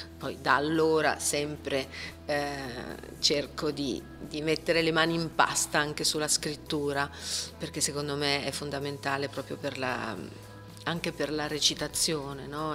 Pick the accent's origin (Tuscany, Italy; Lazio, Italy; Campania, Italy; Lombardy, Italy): Lombardy, Italy; Milan; ho avuto la fortuna quando ero ragazzina di vedere tutti gli spettacoli di Streller essendo milanese